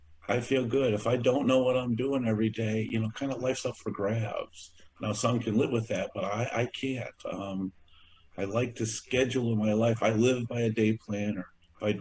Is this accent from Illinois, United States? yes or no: yes; DuPage County, Northern Illinois, United States; I was born in Illinois in DuPage County. Been living in Northern Illinois all of my life, a total of 56 years